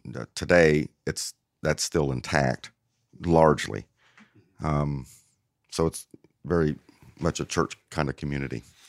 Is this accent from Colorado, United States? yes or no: no; New Castle, Indiana, United States; moved away; also born or lived in Cleveland, Tennessee; growing up in Newcastle, it's a, a relatively mid-size, mid-size small town.